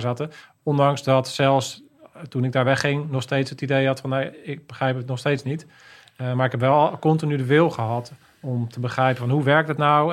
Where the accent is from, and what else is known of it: Netherlands